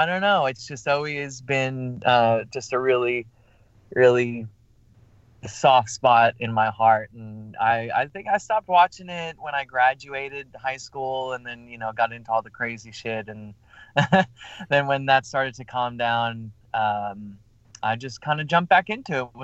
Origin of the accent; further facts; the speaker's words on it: New York, United States; moved away; I'm originally from New York